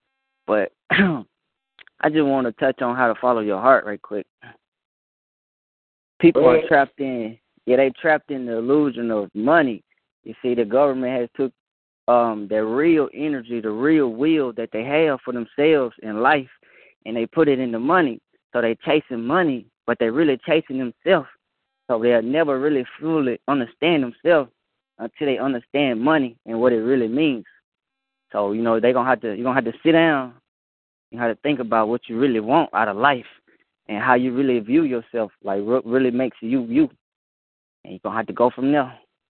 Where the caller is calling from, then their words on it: Texas, United States; I'm calling from Texas.